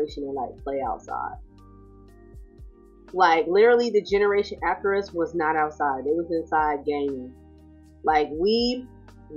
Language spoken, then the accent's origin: English; Sacramento, California, United States; moved away as an adult; also born or lived in San Jose, California; now in the Carolinas, United States; I'm originally from California. I was raised in Sacramento, California